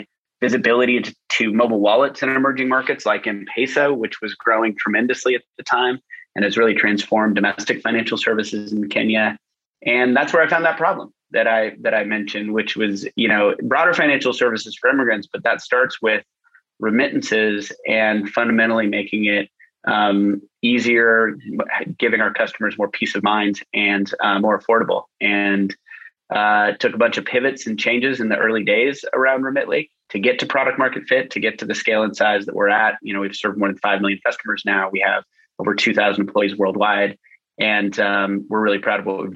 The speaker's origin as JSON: {"language": "English", "town": "Boise", "region": "Idaho", "country": "United States", "moved": "yes", "said": "I am from Boise, Idaho, in the United States"}